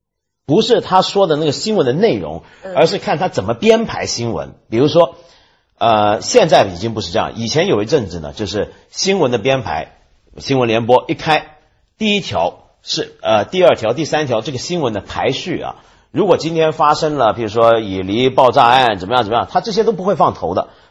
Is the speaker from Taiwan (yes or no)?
yes; Taiwan; now in Hong Kong; 连我这个在台湾长大的人都看不惯了。